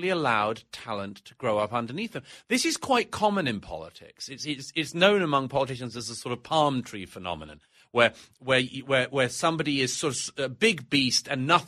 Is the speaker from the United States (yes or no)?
no; United Kingdom; accent: British; moved away; My own country of origin is Great Britain, as you know from my accent